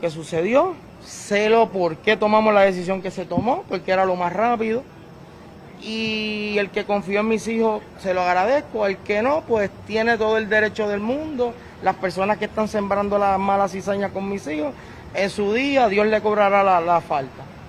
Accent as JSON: {"language": "Spanish", "country": "Puerto Rico", "said": "estamos en Puerto Rico, esperamos esta semana estar con calma, tranquilo y estamos en mi tierra, con mi gente"}